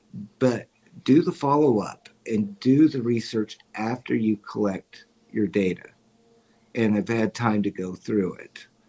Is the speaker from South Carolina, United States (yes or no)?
no; Missouri, United States; I'm from Missouri. Show me, you know, show me, prove it to me that you're here.